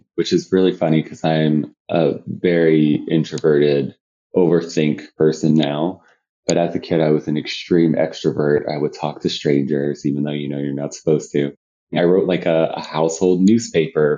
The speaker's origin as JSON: {"language": "English", "town": "Killeen", "region": "Texas", "country": "United States", "tie": "born or raised there", "lives_now": "Austin, United States", "said": "I grew up in a city called Killeen, Texas"}